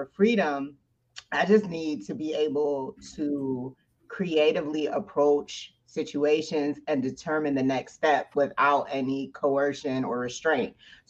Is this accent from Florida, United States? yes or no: no; New York City, New York, United States; moved away; I'm originally from the Bronx, New York.